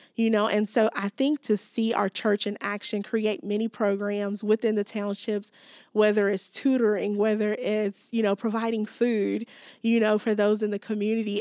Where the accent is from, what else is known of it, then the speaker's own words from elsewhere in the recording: Gary, Indiana, United States; moved away as an adult; also born or lived in South Africa; I grew up in Gary, Indiana, just outside of Chicago